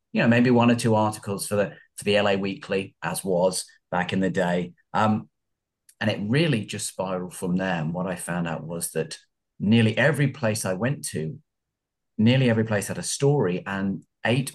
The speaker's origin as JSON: {"language": "English", "country": "United Kingdom", "moved": "as an adult", "lives_now": "Los Angeles, United States", "said": "I'm not American. I'm from England originally, from North London, about 50 miles outside London. But I have been here in Los Angeles for about 15 years. Mm. 20 years, in fact."}